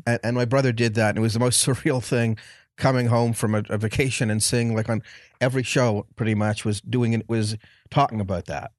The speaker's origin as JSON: {"language": "English", "town": "Montreal", "region": "Quebec", "country": "Canada", "tie": "born or raised there", "moved": "as an adult", "said": "I'm from Canada, so I was in Montreal for, I was in Montreal for way too many years"}